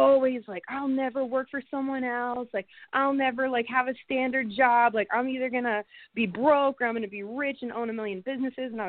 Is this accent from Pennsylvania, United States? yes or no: yes; Pittsburgh, Pennsylvania, United States; moved away; also born or lived in Las Vegas; I'm from Pittsburgh.